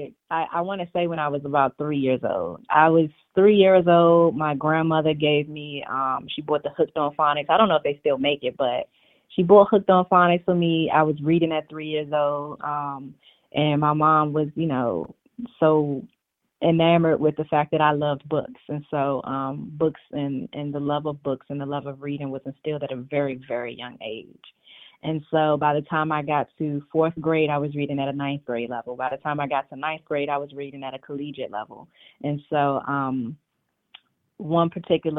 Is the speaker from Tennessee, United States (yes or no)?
no; Washington, District of Columbia, United States; moved away as an adult; also born or lived in New York; now in Arlington, United States; I was born and raised in Washington, D.C.